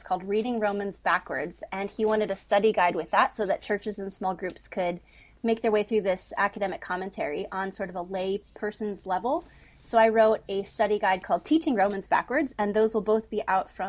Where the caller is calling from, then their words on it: Maastricht, Limburg, Netherlands; So I'm calling from Maastricht in the Netherlands, and so it's 9 p.m. for me